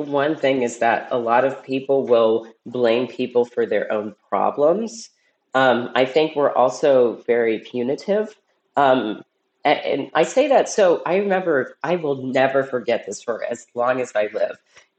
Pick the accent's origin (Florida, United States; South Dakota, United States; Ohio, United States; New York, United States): Ohio, United States; Cincinnati; And actually, like, you know, I'm from Cincinnati, you know, people just think, oh, that is like what California is like.